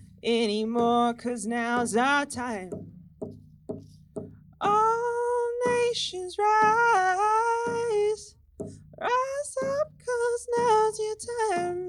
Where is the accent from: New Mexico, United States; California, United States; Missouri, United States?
New Mexico, United States; Taos; I hail from Taos, New Mexico